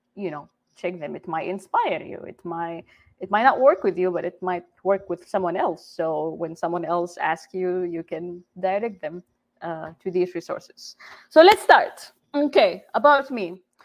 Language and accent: English; Jeddah, Makkah Province, Saudi Arabia; first language Arabic; English is a second language; moved away as an adult; now in United States; I am originally from Jeddah, Saudi Arabia. I came to the U.S. almost exactly 10 years ago, right after high school